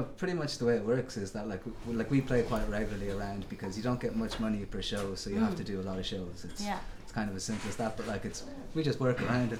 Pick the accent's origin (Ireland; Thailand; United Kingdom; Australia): Ireland; Meath, Leinster; moved away as an adult; now in Berlin, Germany; We were living in Meath, where I'm from, before we came over.